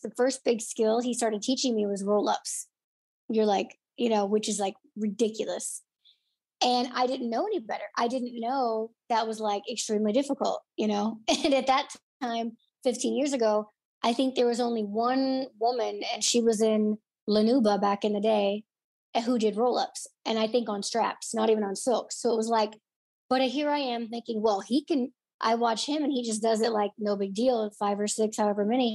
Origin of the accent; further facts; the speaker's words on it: Illinois, United States; moved away as an adult; also born or lived in Orlando, Florida / Los Angeles, California; I grew up in Illinois, so I was 15 hours away from home